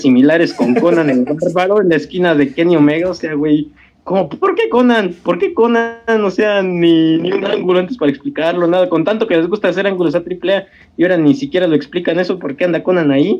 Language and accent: Spanish; Mexico